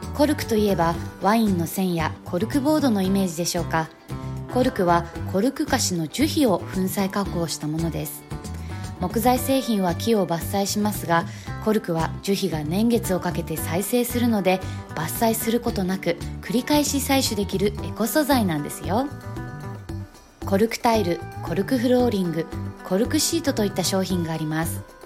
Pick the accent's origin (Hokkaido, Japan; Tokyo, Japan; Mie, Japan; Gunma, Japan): Hokkaido, Japan; moved away as an adult; now in Saitama, Japan; 地元の北海道より埼玉に住んでる時間の方が長くなります